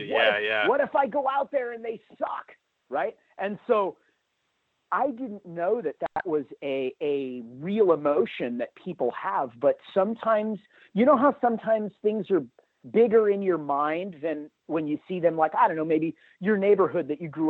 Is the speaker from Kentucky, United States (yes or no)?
no; Hermosa Beach, California, United States; I grew up in Hermosa Beach, California, home of the mighty …